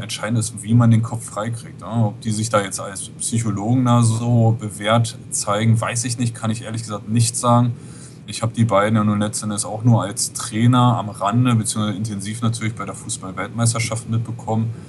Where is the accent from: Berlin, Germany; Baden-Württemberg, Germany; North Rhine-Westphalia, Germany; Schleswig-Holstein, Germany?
Berlin, Germany; now in Norderstedt, Germany; bin gebürtiger Berliner, wenn man es genau nimmt, Westberliner